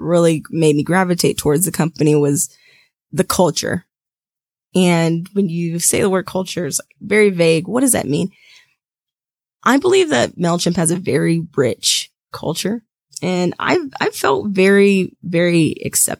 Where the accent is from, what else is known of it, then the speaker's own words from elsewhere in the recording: Georgia, United States; I'm born and raised in Georgia, so I'm a Georgia girl, and I don't think I'll ever leave